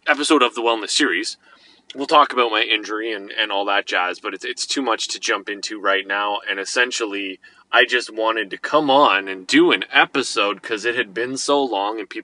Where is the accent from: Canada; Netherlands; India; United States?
Canada; we're Canadian